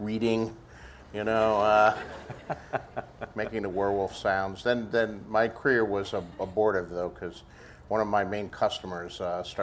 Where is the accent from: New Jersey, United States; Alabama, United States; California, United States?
New Jersey, United States; Bayonne; Born and raised in Bayonne, New Jersey